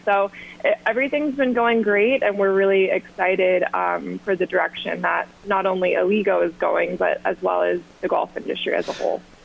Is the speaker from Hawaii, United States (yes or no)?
no; Augusta, Georgia, United States; moved away as an adult; also born or lived in South Carolina; now in New York City, United States; I grew up in Augusta, Georgia